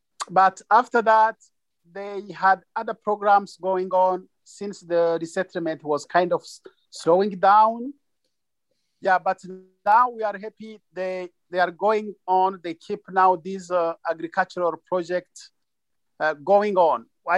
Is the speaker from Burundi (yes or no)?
yes; Burundi; also born or lived in Tanzania; now in United States; We are originally from Burundi, but we fled to Tanzania and we could not survive without farming there.